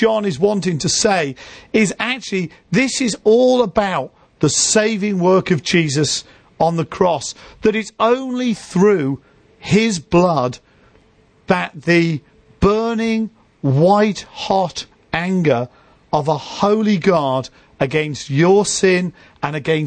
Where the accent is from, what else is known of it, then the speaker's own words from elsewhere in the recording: Liverpool, North West England, United Kingdom; moved away; when I go back to where I grew up in Liverpool, we grew up in inner city Liverpool